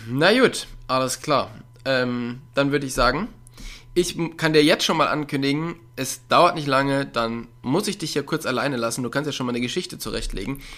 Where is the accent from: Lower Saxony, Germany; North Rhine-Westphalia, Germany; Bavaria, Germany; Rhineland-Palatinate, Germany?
North Rhine-Westphalia, Germany; Ich komme ja aus der Nähe von Köln, aber ich bin auch überhaupt gar nicht der Karnevalstyp